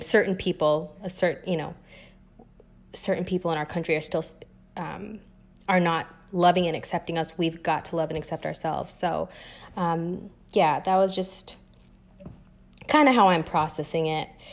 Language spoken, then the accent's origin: English; Wichita, Kansas, United States; moved away as an adult; also born or lived in Los Angeles, United States / New York, United States; now in Atlanta, United States; I am born and raised in Wichita, Kansas, um, to a Kenyan American family